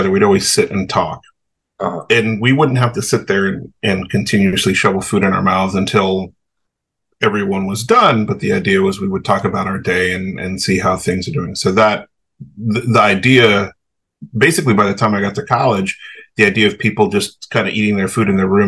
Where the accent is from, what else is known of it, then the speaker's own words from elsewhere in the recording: the South, United States; the crazy thing about growing up in the South in the 80s and 90s